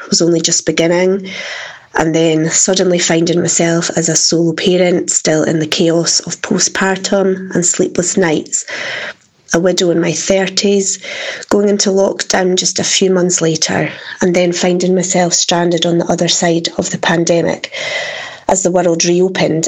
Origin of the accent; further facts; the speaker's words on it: Dundee, Scotland, United Kingdom; I'm from Dundee in Scotland